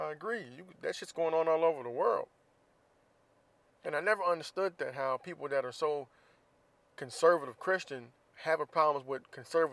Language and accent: English; Florida, United States; I'm from Florida, so people know I'm from Florida